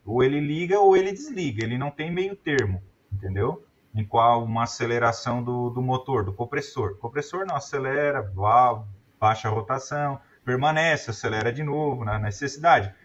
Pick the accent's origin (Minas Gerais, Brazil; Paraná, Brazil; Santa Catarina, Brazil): Santa Catarina, Brazil; Brusque; Eu sou de Brusque, Santa Catarina.